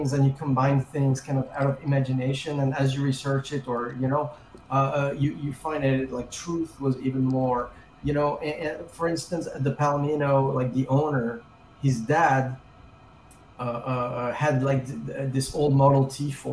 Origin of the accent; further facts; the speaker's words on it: France; also born or lived in England; now in Los Angeles, United States; I grew up in France. Then I moved to England for a little while. And then I've been in L.A. for 30 years